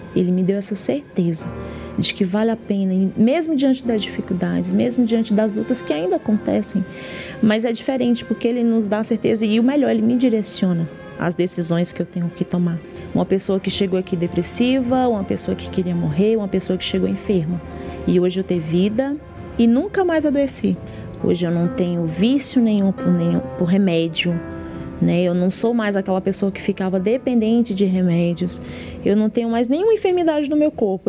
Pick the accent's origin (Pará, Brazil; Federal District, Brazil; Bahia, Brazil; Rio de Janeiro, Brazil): Federal District, Brazil; Brasília; sou de Brasília, Distrito Federal